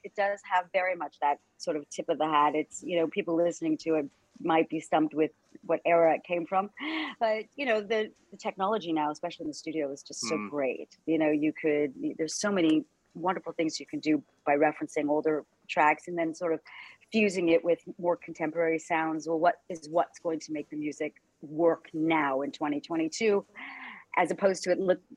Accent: Canada; accent: Canadian; my Canadian accent

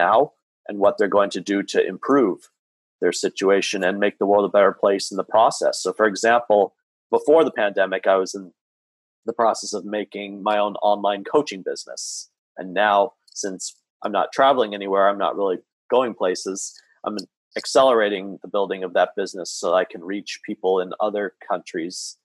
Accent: Santa Clarita, California, United States; in my hometown here of Santa Clarita, California, just north of Los Angeles

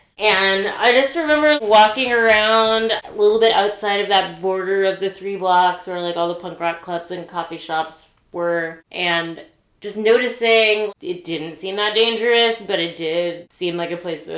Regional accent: Richmond, Virginia, United States; I grew up in Richmond, Virginia, but I kind of lived in, like, a suburb of Richmond, but my school was near downtown

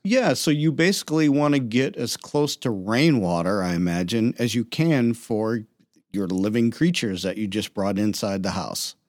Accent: Cleveland, Ohio, United States; also born or lived in Pittsburgh; now in Toledo, United States; I'm from Pittsburgh. I grew up in the Cleveland area, Lake Ohio

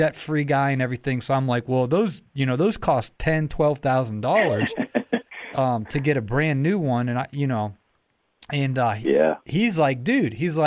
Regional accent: Ohio, United States; now in Atlanta, United States; I'm originally from Ohio

